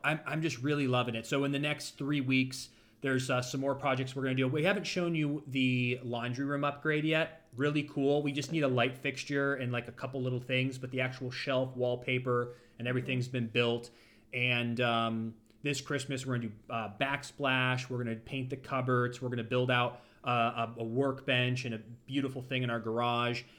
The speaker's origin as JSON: {"language": "English", "town": "Ashtabula", "region": "Ohio", "country": "United States", "tie": "born or raised there", "also_born_or_lived": "Los Angeles", "moved": "yes", "lives_now": "Florida, United States", "said": "my hometown, Ashtabula"}